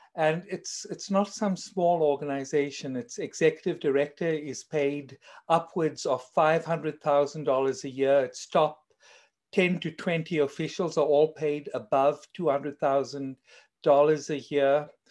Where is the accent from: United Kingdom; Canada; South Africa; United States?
South Africa; accent: South African; as you may tell from my accent, I'm actually South African